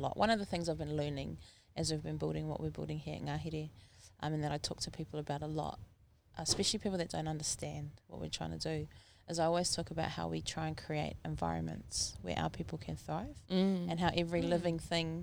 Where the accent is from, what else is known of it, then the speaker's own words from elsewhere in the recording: New Zealand; I'm bicultural. I have a Māori mum and a Pākehā dad